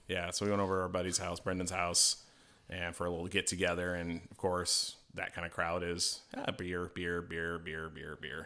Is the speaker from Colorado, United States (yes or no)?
yes; Colorado, United States; moved away; I'm from Colorado originally